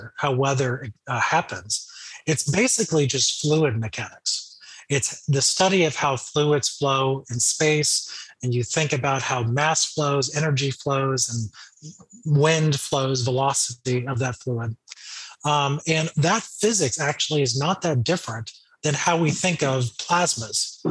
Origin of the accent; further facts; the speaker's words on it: Florida, United States; growing up in Florida